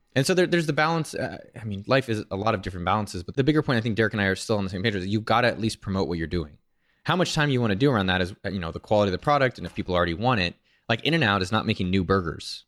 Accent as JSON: {"language": "English", "town": "San Jose", "region": "California", "country": "United States", "said": "I'm from San Jose."}